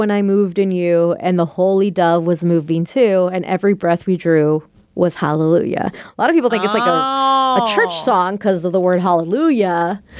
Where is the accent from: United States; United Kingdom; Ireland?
Ireland; Growing up in Ireland, the church is always there.